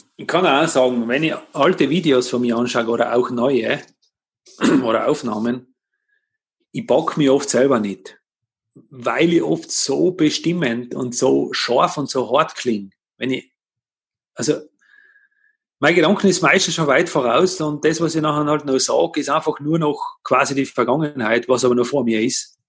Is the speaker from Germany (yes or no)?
no; Tyrol, Austria; bei uns in Tirol